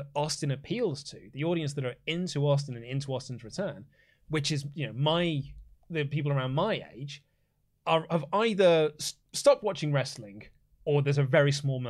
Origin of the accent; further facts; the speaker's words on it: Canada; because I'm Canadian, therefore I like Bret Hart.